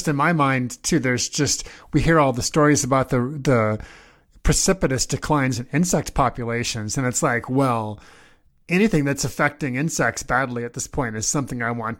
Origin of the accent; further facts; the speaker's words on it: Nebraska, United States; I'm from Nebraska.